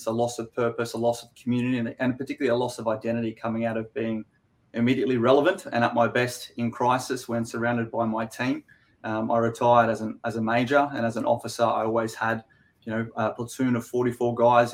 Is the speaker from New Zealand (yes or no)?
no; Queensland, Australia; also born or lived in Canberra / United States; So I'm a Queenslander myself. I live here in Brizzy